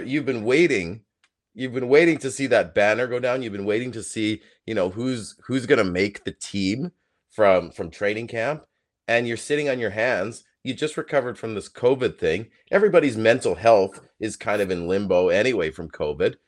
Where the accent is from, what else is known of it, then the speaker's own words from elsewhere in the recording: Canada; I know we're Canadian, and that's where our heart is